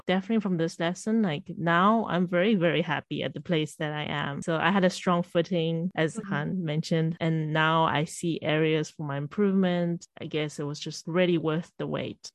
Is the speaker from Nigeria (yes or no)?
no; South Africa; now in Shanghai, China; I'm also currently now in Shanghai and I'm from South Africa. So in a way, I am a foreigner as well, even though my family is Shanghainese, Chinese